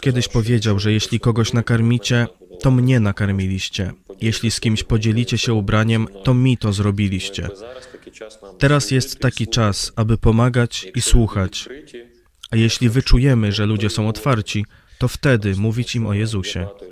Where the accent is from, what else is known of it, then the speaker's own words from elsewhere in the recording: Ukraine; My, Ukraińcy, od pokoleń jesteśmy rolnikami